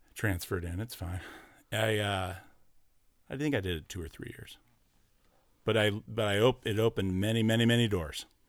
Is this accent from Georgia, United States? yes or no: no; Orange County, California, United States; as a kid growing up, I was from Orange County